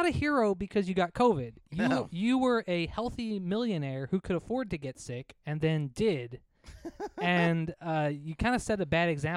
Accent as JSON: {"language": "English", "region": "East Coast", "country": "United States", "also_born_or_lived": "Maui", "moved": "yes", "said": "we're from the East Coast where you don't shake hands with people."}